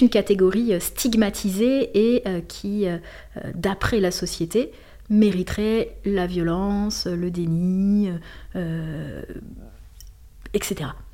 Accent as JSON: {"language": "French", "town": "Lille", "region": "Hauts-de-France", "country": "France", "tie": "born or raised there", "also_born_or_lived": "Marseille", "said": "jusqu'à 15 ans, j'ai grandi à Lille, euh, dans un quartier."}